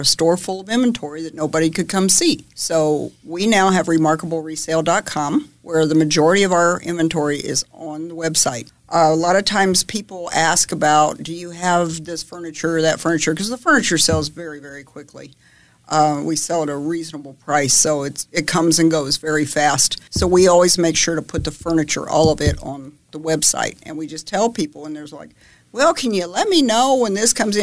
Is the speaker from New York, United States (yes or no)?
no; Rochester, Illinois, United States; Rochester's only 6 minutes east of Springfield. And that is my hometown